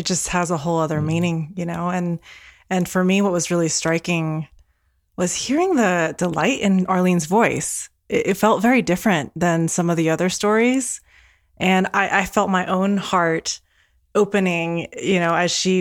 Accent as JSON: {"language": "English", "country": "Taiwan", "first_language": "Mandarin and Taiwanese", "second_language": "English", "moved": "yes", "said": "I'm originally from Taiwan, and Mandarin and Taiwanese were my first languages growing up at home."}